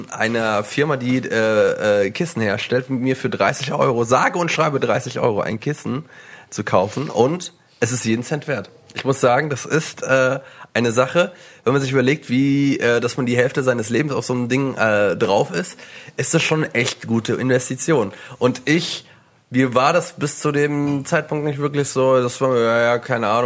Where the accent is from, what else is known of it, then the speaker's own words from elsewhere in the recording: Swabia, Germany; Mir als Schwabe